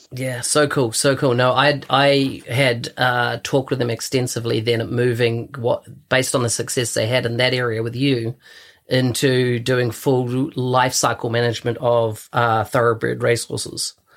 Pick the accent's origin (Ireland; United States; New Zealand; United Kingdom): New Zealand; born or raised there